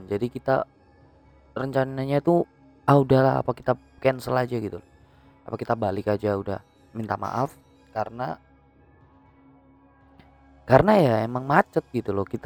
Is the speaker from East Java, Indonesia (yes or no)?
yes; Turen, East Java, Indonesia; Jadi kita dari Malang, Malang Selatan dari Turen ya, eh, tempat gua gitu.